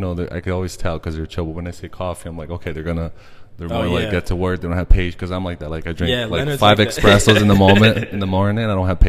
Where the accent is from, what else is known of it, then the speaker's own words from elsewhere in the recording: Brazil; Yeah, I'm from Brazil.